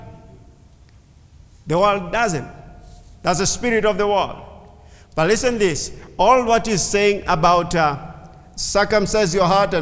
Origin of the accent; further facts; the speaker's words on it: Kenya; English is a second language; A Kenyan Jew